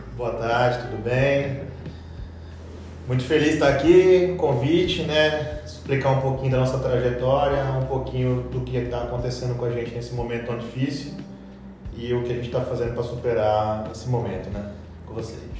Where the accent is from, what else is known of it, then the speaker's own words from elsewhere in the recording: Cuiabá, Mato Grosso, Brazil; fiz na UFMT em Cuiabá, e, que é a terra na onde eu fui criado